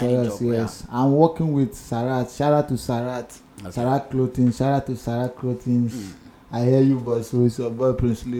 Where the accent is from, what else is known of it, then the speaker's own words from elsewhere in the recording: Nigeria; now in Ghana; I was brought up in Nigeria